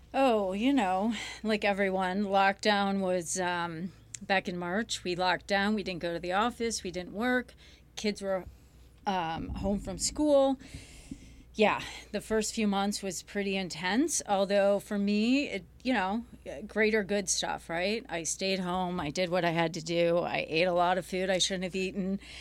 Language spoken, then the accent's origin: English; Grosse Pointe, Michigan, United States; I grew up here in Michigan, Grosse Pointe